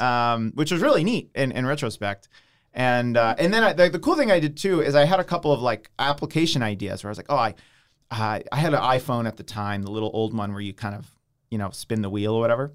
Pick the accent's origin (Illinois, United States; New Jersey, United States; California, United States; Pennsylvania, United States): Pennsylvania, United States; Downingtown; also born or lived in Long Island, New York; I grew up in Downingtown, uh, which is right near Westchester